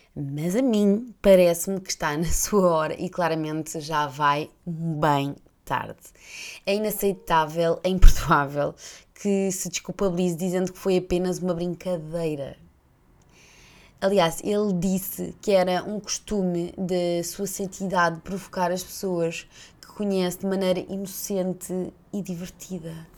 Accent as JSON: {"language": "Portuguese", "country": "Portugal"}